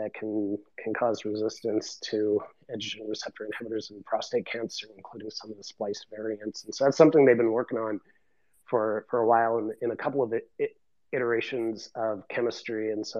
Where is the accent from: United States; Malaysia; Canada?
Canada; Eastern Canada; I'm from Eastern Canada